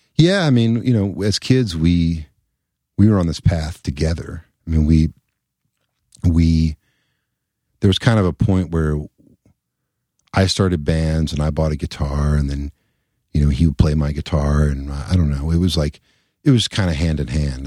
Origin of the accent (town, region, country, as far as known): Elizabethtown, Kentucky, United States; born or raised there; also born or lived in Louisville, Kentucky